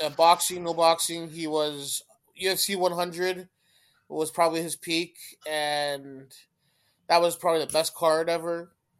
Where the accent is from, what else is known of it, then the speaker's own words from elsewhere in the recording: Canada; I'm Canadian